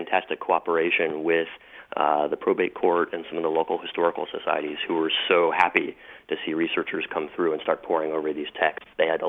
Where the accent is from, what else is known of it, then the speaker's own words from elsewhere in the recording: California, United States; I grew up in California and had no idea that slavery had a role in Connecticut.